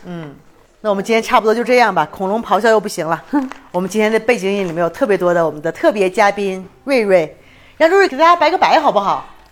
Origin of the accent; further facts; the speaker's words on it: China; also born or lived in Chiapas, Mexico; now in Mexico; 我作为一个中国人